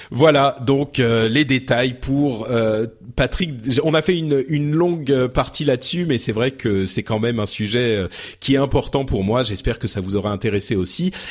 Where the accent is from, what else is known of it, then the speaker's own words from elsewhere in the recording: Lebanon; born there; moved away; je suis né au Liban et j'ai en fait ma famille a quitté le pays à cause de la guerre.